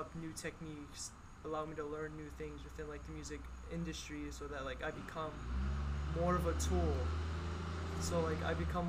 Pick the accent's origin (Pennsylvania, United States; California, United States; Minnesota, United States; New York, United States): Pennsylvania, United States; Lebanon; I'm from Lebanon, Pennsylvania. I've been here my whole life. I was born here, raised here.